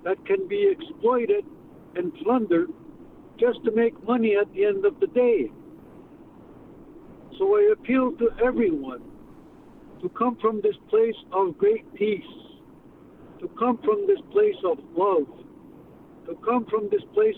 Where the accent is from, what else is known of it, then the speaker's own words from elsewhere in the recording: Kahnawake, Quebec, Canada; also born or lived in Connecticut; from Kanawà. I wasn't born there